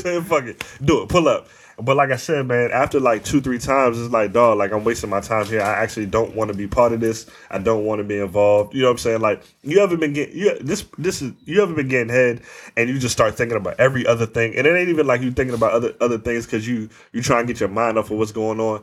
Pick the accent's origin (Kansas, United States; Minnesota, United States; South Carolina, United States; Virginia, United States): Virginia, United States; Northern; we grew up in Northern Virginia